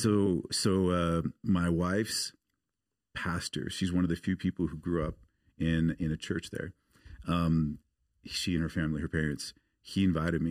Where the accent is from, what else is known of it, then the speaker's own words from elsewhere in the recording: Portland, Oregon, United States; moved away; I grew up in the States. I grew up outside of Portland, Oregon.